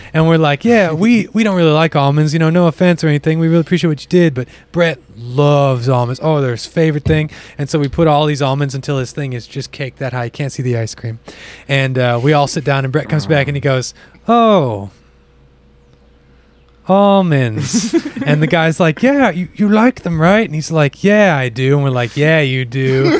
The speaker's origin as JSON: {"language": "English", "region": "the Bible Belt", "country": "United States", "tie": "born or raised there", "said": "Growing up in the Bible Belt, I'd only seen the ocean just one or two times. Maybe I drove to Gulf Shores overnight."}